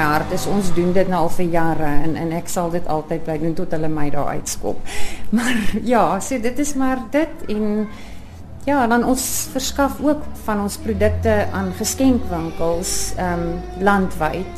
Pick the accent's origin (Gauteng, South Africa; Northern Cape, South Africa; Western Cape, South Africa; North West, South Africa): Gauteng, South Africa; Johannesburg; also born or lived in Cape Town; now in Knysna, South Africa; Oorspronklik van Johannesburg en toe ons later Kaap toe getrek en ons woon tans in Nyasna vir 4 jaar